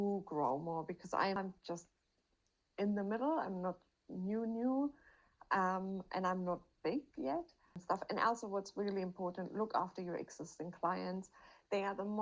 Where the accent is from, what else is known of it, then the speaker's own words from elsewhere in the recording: Germany; moved away; I'm from Germany